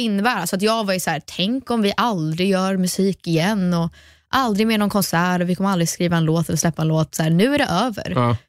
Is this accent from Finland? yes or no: no; United States; first language English; Swedish is a second language; also born or lived in Sweden; jag är ju svensk, jag föddes i Sverige, växte upp i USA